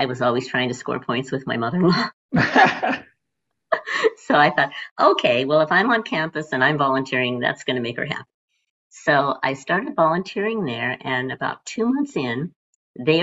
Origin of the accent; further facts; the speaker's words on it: Phoenix, Arizona, United States; moved away as an adult; also born or lived in Illinois; I was born and raised in Phoenix